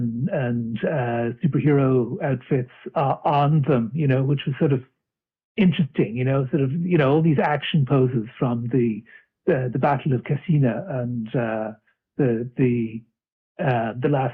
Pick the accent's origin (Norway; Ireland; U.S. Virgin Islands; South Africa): Ireland; Dublin, Leinster; now in Arklow, Ireland; I'm originally from Dublin, and now I'm living a bit south of Dublin in a town called Arklow